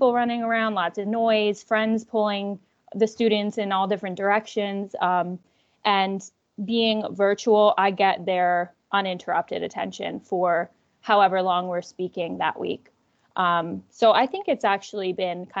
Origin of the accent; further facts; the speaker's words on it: Central New Jersey, United States; moved away as an adult; also born or lived in Spain; now in Philadelphia, United States; I'm from Central New Jersey